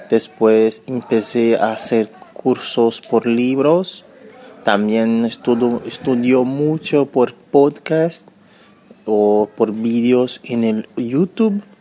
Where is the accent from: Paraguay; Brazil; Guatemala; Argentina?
Brazil; São Paulo; Spanish is a second language; yo soy brasileño, soy de San, Paulo, yo tengo 34 años, he empezado a estudiar español con 32 años más o menos.